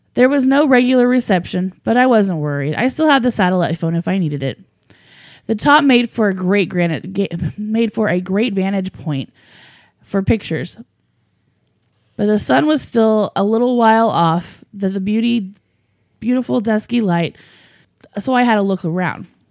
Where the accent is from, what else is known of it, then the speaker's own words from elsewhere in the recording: United States; I grew up in Americas, and we Americans